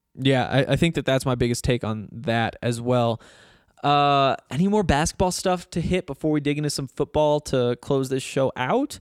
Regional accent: Montana, United States; now in Colorado, United States; I'm from Montana

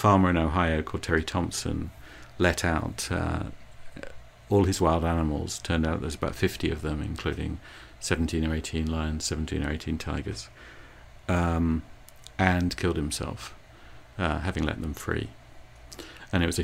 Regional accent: England, United Kingdom; now in United States; the extra little bit of me being English

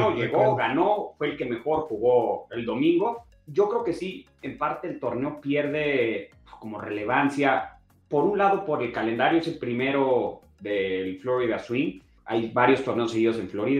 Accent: Mexico City, Mexico; nosotros como, a ver, como chilangos

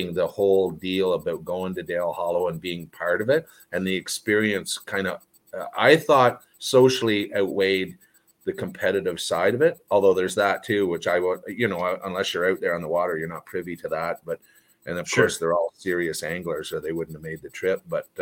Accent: Canada; moved away; I grew up in Canada and that's all magic up there

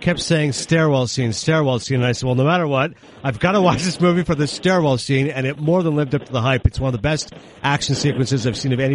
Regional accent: Toronto, Ontario, Canada; As a fellow Canadian, I'm from Toronto.

